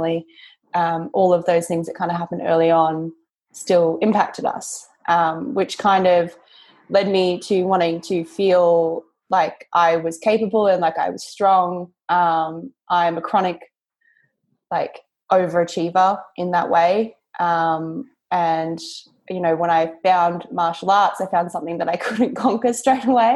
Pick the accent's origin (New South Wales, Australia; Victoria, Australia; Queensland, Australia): Victoria, Australia; moved away as an adult; now in London, United Kingdom; I grew up in a small country town about an hour outside of Melbourne